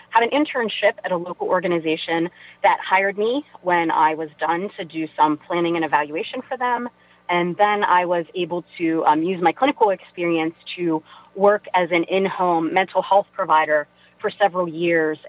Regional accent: Weirton, West Virginia, United States; moved away as an adult; now in Pittsburgh, United States; I grew up in Weirton, West Virginia.

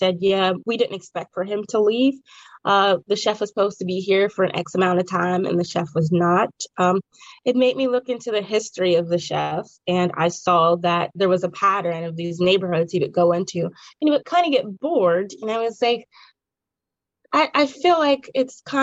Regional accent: Braddock, Pennsylvania, United States; I actually requested to be in my hometown

